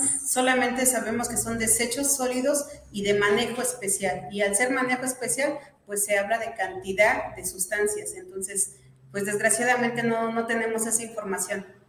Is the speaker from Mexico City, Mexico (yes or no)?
no; Atitalaquia, Hidalgo, Mexico; soy originaria de Atitalaquia.